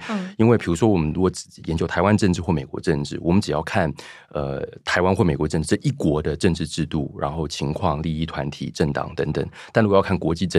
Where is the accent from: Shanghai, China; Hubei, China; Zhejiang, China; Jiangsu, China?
Shanghai, China; moved away as an adult; also born or lived in United States / London, United Kingdom; 因为学校都是都是外籍的那个学生，所以呃，好像在中国长大，但是又不在中国长大。